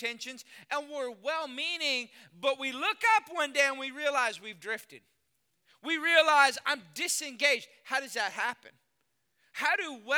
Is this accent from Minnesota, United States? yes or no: no; Austin, Texas, United States; moved away as an adult; also born or lived in Lafayette, Louisiana / Dallas-Fort Worth, Texas; I was born and raised in Texas, Austin, Texas